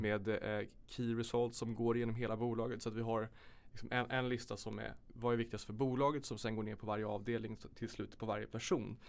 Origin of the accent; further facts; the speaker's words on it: Sollentuna, Stockholm County, Sweden; Jag kommer från Sollentuna